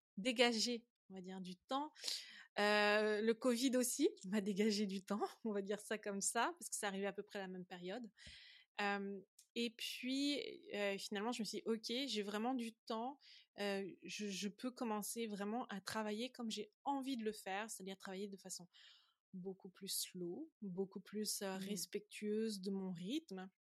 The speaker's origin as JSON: {"language": "French", "country": "France", "tie": "born or raised there", "moved": "as an adult", "said": "je suis française d'origine, j'ai été élevée en France, j'ai fait mes études en France."}